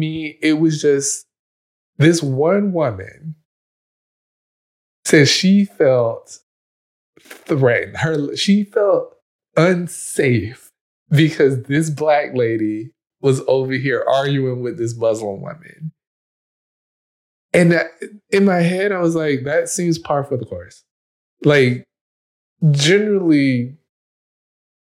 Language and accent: English; United States; I am a Black man. I grew up in America